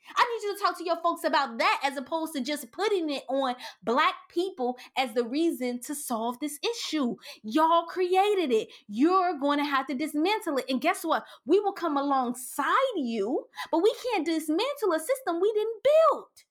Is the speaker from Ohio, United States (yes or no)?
yes; Cincinnati, Ohio, United States; I grew up in Lincoln Courts and in Allure Homes in downtown Cincinnati and over the Rhine